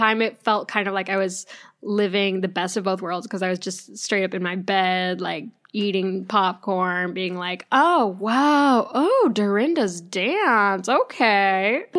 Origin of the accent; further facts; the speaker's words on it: Oregon, United States; I'm from Oregon, so we have lots of Mormons.